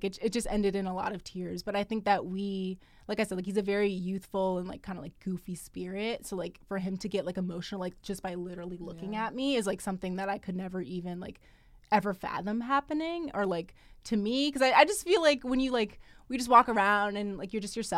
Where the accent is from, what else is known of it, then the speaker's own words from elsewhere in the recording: United States; growing up in America